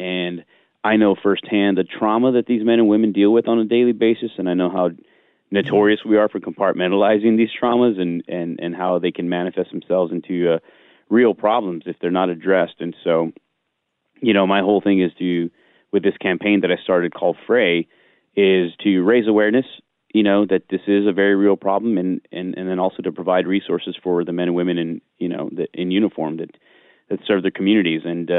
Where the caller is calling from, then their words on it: Nashville, Tennessee, United States; I'm in Nashville right now.